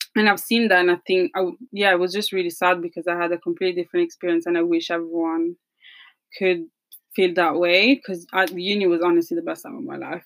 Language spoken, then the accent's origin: English; Italy; accent: Italian; moved away; this is an Italian accent